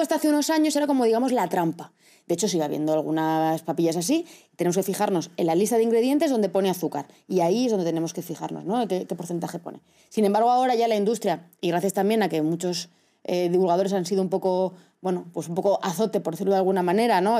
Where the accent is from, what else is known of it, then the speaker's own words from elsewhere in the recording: Castilla-La Mancha, Spain; soy de Castilla-La Mancha y allí somos productores